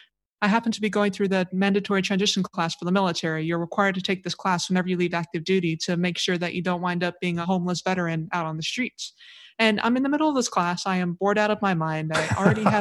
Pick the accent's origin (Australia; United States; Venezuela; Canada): United States; Oahu, Hawaii; moved away as an adult; also born or lived in Houston, Texas / Rota, Spain / Norfolk, Virginia; I grew up on Oahu. So I was born and raised in Hawaii, did K-12 there